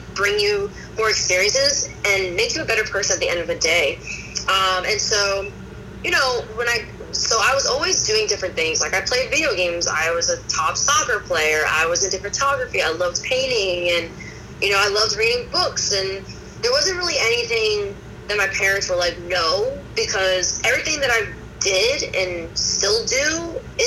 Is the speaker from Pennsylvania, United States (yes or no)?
yes; Abington, Pennsylvania, United States; I was born in Abington, Pennsylvania.